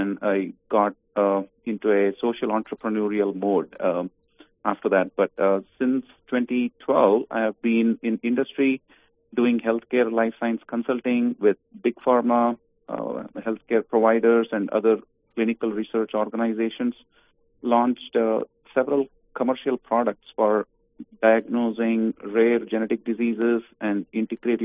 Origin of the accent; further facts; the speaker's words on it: Bangalore, Karnataka, India; moved away as an adult; also born or lived in Virginia; now in United States; I grew up in India, Bangalore, in South India, until I was 22, and I came as a foreign student to Virginia Tech